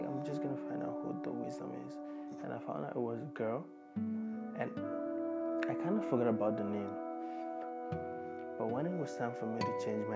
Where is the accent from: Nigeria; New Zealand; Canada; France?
Nigeria; moved away as an adult; now in Australia; growing up as African, as a Nigerian rather